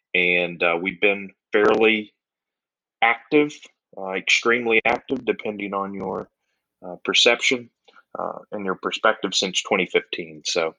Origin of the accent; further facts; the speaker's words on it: Southern Virginia, United States; moved away as an adult; also born or lived in Baltimore; I grew up in Southern Virginia, went to high school, college down there, moved to Baltimore to go to law school.